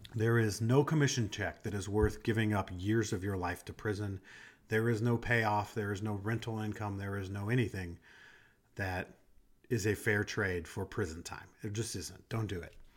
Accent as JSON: {"language": "English", "town": "Des Moines", "region": "Iowa", "country": "United States", "tie": "born or raised there", "said": "I grew up in Iowa. I grew up in Des Moines, so I was in the city"}